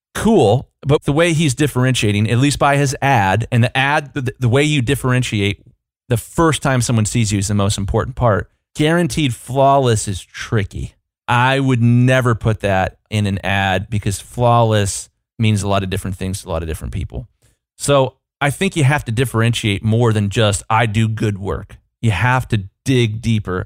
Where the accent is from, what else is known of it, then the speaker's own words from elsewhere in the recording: United States; as an American consumer